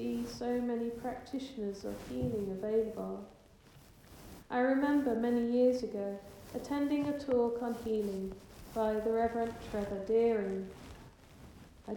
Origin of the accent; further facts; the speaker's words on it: England, United Kingdom; I'm quite English